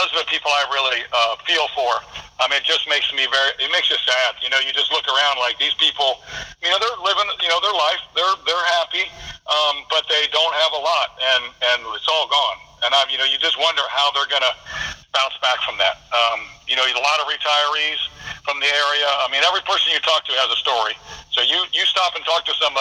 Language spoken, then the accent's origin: English; Ohio, United States; we're from Ohio